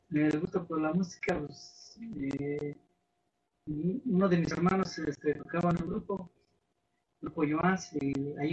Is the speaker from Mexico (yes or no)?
yes; Santa María Jolopan, State of Mexico, Mexico; soy originario aquí de Santa María Jolopan municipio de Post, Estado de México